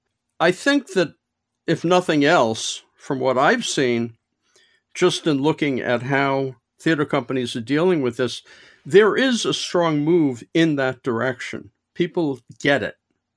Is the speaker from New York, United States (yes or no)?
yes; New York City, New York, United States; I grew up in New York City, as did you.